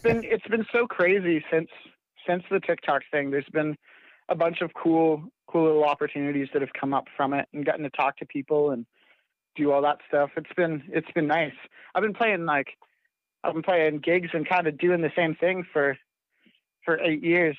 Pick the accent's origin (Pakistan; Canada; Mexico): Canada; I live on a little farm up in Canada. We build greenhouses, and so I've worked construction since I was little